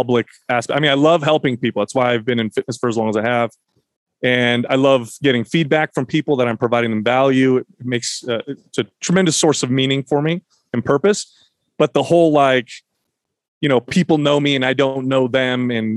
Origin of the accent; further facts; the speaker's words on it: United States; I was born in the States